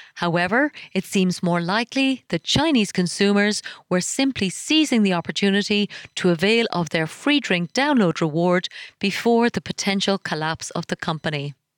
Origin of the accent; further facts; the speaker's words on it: Ireland; my home country of Ireland